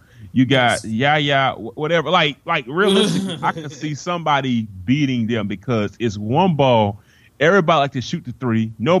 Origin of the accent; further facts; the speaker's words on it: the Carolinas, United States; Since I'm from the Carolinas, man.